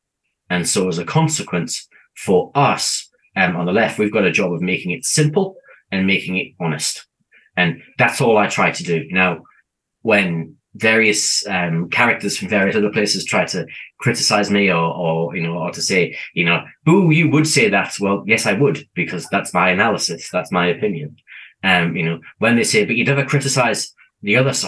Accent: United Kingdom; now in New Zealand; I come from the UK, as my accent probably gives away.

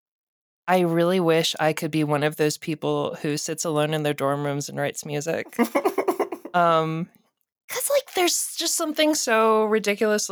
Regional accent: Atlanta, Georgia, United States; I'm from Atlanta

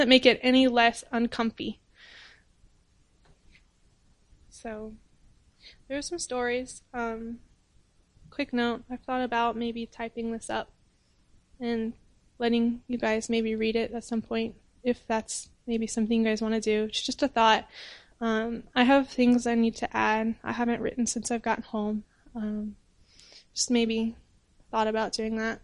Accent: United States; moved away as an adult; now in Cameroon; I'm an American

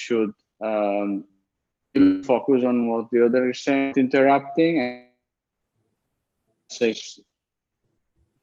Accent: Italy; moved away; I'm coming from Italy

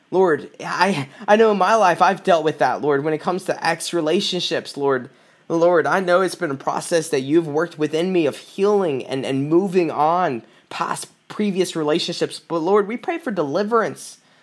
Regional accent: South Carolina, United States; now in Michigan, United States; I'm from South Carolina. I moved up to Michigan in two thousand sixteen

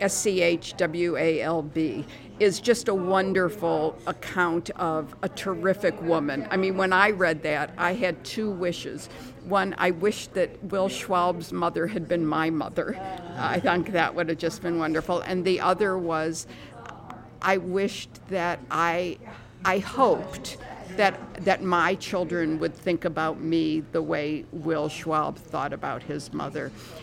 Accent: Detroit, Michigan, United States; I grew up in Detroit

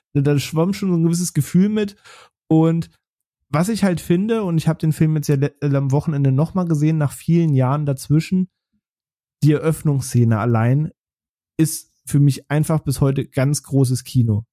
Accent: Braunschweig, Lower Saxony, Germany; in Braunschweig, wo ich aufgewachsen bin

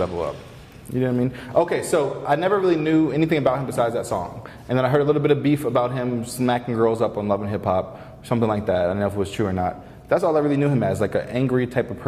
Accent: Gwinnett County, Georgia, United States; I'm from Gwinnett. I'm from the North

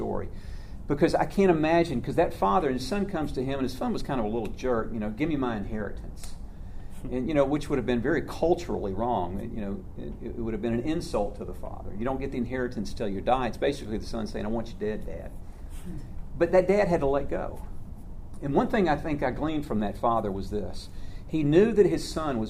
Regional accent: Atlanta, Georgia, United States; also born or lived in White, Georgia; I grew up in Atlanta, so I was a city boy

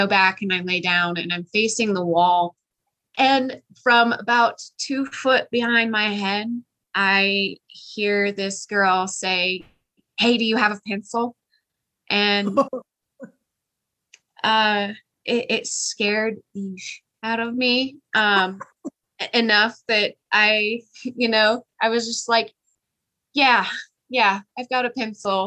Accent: Kansas City, Missouri, United States; moved away as an adult; now in Colorado Springs, United States; my hometown, Kansas City

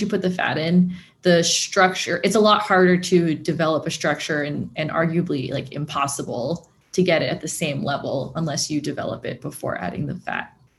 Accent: Torrance or Carson, California, United States; I grew up in Torrance or Carson

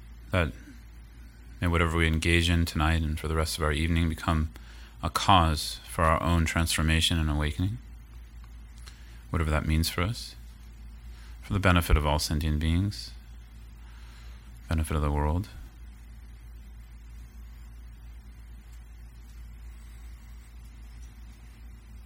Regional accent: the Bay Area, California, United States; also born or lived in Colorado / Oakland; I grew up in the Bay Area. I live kind of between Colorado and Oakland these days.

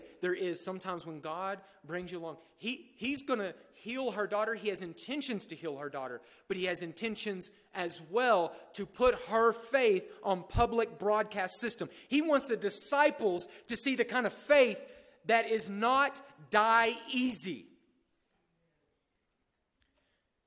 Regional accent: United States; here we are as American

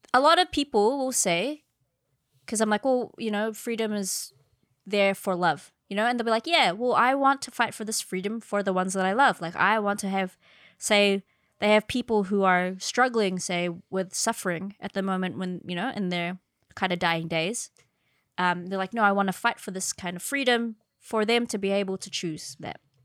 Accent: Philippines; I'm Filipino

